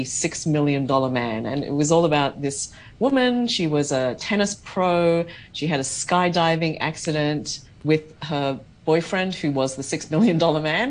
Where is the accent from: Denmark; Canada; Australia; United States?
Australia; I grew up in Australia